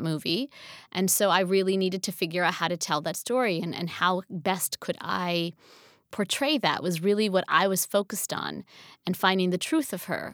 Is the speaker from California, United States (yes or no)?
no; New Jersey, United States; moved away; also born or lived in Pennsylvania / New York / Los Angeles; I grew up in New Jersey, and then we moved to Pennsylvania